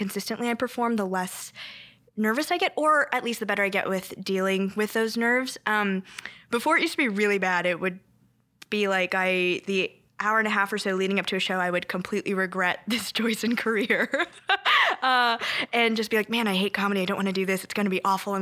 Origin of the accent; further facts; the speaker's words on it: Bay Area, California, United States; first language Korean; English is a second language; moved away as an adult; I loved growing up in the Bay Area.